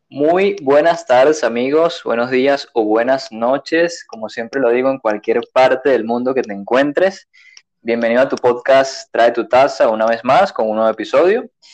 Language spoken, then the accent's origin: Spanish; Venezuela; moved away as an adult; desde que yo me fui hace tres años de Venezuela